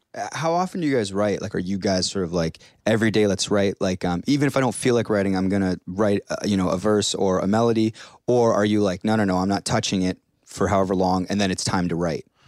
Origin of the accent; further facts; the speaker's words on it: Hamilton, Ontario, Canada; I'm from Hamilton, like Steeltown